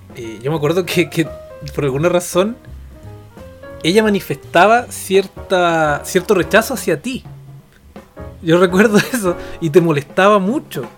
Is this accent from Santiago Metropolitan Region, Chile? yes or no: no; Temuco, Araucanía, Chile; Nosotros somos del sur, somos temuquenses